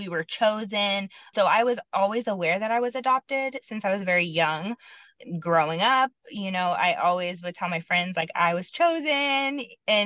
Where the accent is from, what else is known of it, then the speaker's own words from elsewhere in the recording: Iowa, United States; moved away as an adult; now in Kansas City, United States; I grew up in Iowa